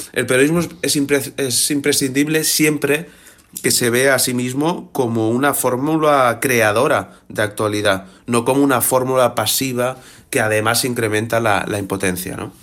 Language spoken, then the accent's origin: Spanish; Barcelona, Catalonia, Spain; nací en 1980 en Barcelona